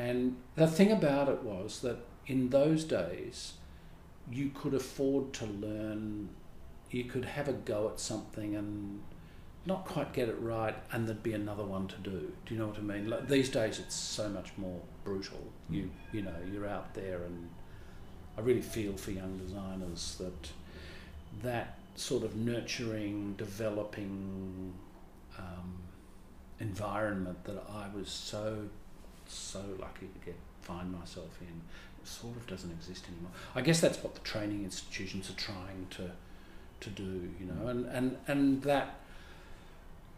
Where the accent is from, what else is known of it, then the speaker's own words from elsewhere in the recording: Melbourne, Victoria, Australia; I grew up in Melbourne